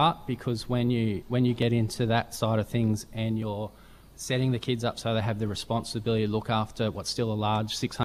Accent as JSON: {"language": "English", "town": "Ipswich", "region": "Queensland", "country": "Australia", "tie": "born or raised there", "said": "I'm a town kid. I grew up in Ipswich"}